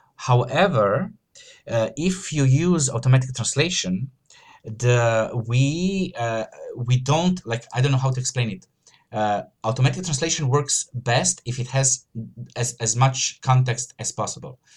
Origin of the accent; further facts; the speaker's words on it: Croatia; I'm from Croatia, so it's a Slavic, uh, you know, uh, surname.